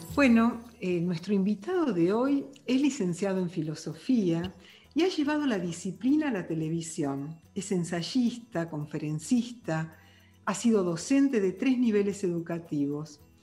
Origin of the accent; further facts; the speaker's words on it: Argentina; uno como argentino